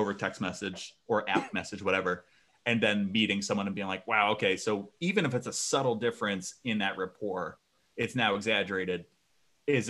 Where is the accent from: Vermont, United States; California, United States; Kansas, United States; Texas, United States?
Vermont, United States; also born or lived in Chicago; I moved from Chicago to Vermont